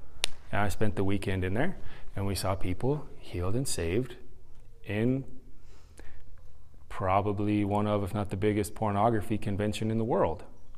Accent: San Diego, California, United States; now in Carrollton, United States; I came from San Diego to Carrollton to speak at a youth conference

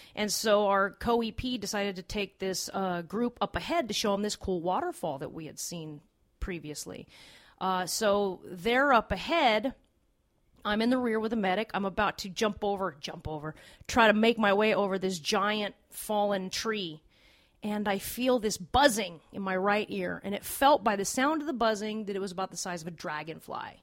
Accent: Los Angeles, California, United States; I'm from Los Angeles. Uh, it's seventy degrees all the time

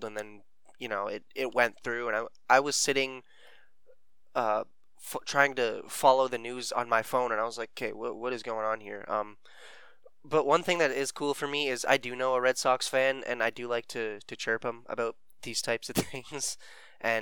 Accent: Canada

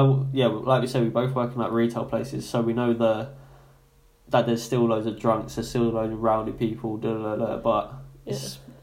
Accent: London, United Kingdom; moved away as an adult; now in Portsmouth, United Kingdom; I was like, oh, South East London, like, Woolwich.

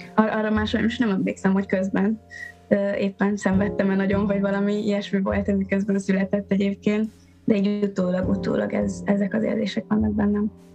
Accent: Eger, Heves, Hungary; a szülővárosom is ugye Eger

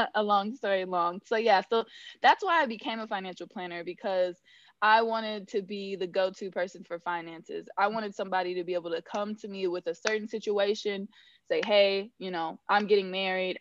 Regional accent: Northern California, United States; moved away; also born or lived in Georgia; I grew up in Northern California on a thousand acre ranch

